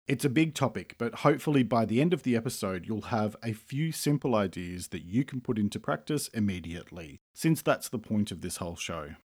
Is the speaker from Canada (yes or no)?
no; Australia; I'm an Australian writer and speaker